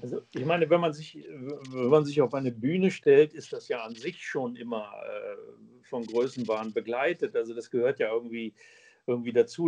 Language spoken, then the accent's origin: German; Braunschweig, Lower Saxony, Germany; Eintracht Braunschweig, der Verein meiner Heimatstadt